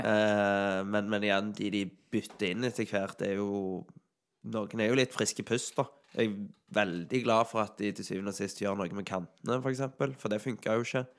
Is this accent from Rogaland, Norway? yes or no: yes; Sandal, Rogaland, Norway; jeg er fra Sandal